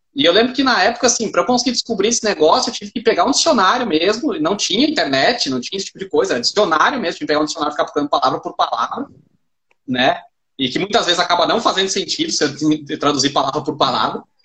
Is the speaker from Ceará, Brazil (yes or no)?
no; Caxias do Sul, Rio Grande do Sul, Brazil; moved away; Chama Caxias do Sul, a cidade, e aí foi onde eu cresci